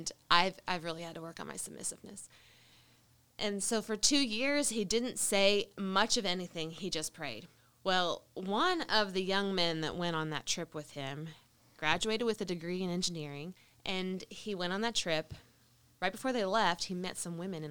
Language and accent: English; Alabama, United States; we're from Alabama. We came back to Alabama